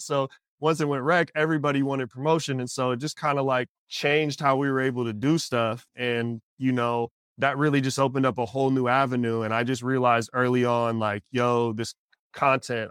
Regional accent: Pacific Northwest, United States; I'm from the Pacific Northwest and coming from the music community up there

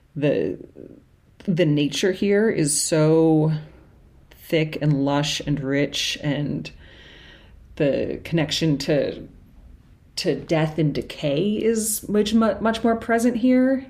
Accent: Cambridge, Massachusetts, United States; moved away as an adult; now in New Orleans, United States; grew up in Cambridge, Massachusetts, so up north, um, and moved down here just right after college

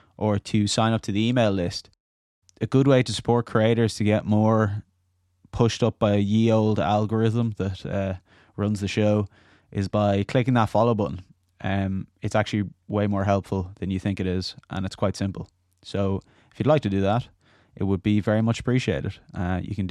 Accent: Dublin, Leinster, Ireland; young lads growing up in Dublin, being creative, a bit wild

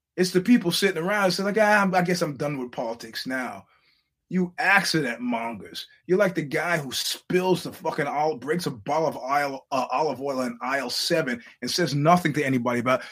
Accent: New York, United States; as a New Yorker

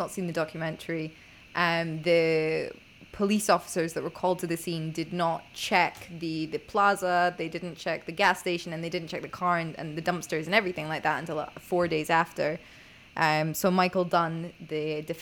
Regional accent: Scotland, United Kingdom; I was raised in Scotland

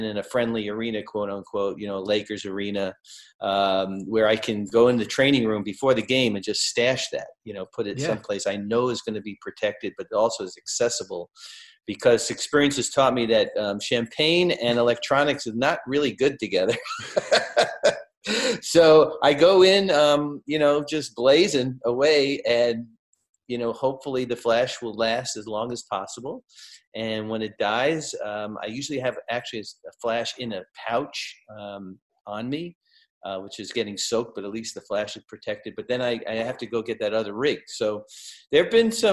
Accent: New York City, New York, United States; moved away as an adult; I grew up in Brooklyn.

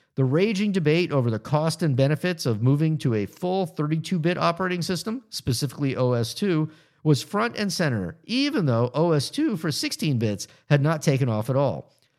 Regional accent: Florida, United States; moved away; the people I grew up with in Florida

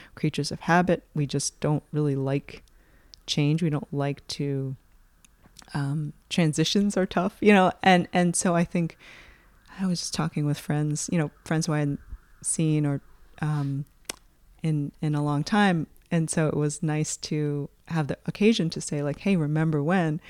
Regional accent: United States; moved away; my perspective as an American

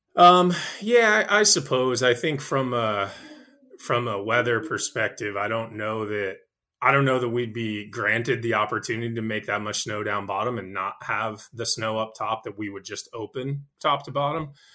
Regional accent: Nashua, New Hampshire, United States; I grew up in Nashua, New Hampshire

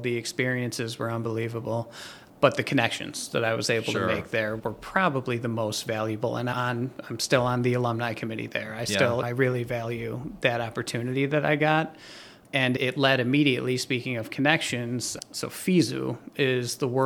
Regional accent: Buffalo, New York, United States; now in Omaha, United States; where I grew up in Buffalo, New York

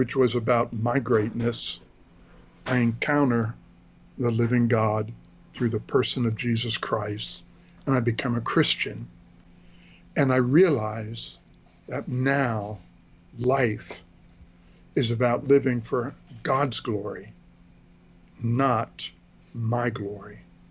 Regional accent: Philadelphia, Pennsylvania, United States; moved away as an adult; also born or lived in Washington, D.C. area; I was born in the greater Philadelphia area, southeastern Pennsylvania, with a heavily German Lutheran influence. So I was brought up in the Lutheran Church.

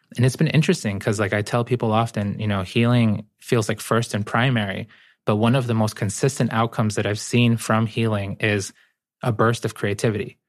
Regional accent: Boston, Massachusetts, United States; born or raised there; English is a second language; also born or lived in Guayaquil, Ecuador

